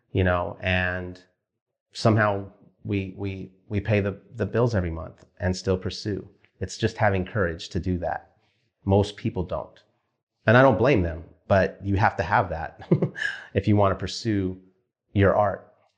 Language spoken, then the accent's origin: English; Wilmington, California, United States; moved away as an adult; also born or lived in Studio City, California; Wilmington where I grew up.